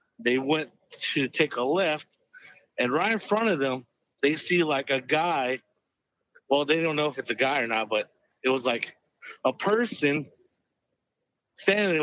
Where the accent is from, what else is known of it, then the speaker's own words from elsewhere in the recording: Navajo Nation, United States; I'm Native American. I'm Navajo